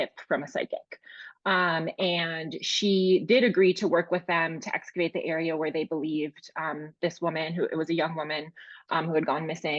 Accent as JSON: {"language": "English", "town": "Milwaukee", "region": "Wisconsin", "country": "United States", "tie": "born or raised there", "said": "I knew I wanted to set my first book in Milwaukee, since it was my hometown"}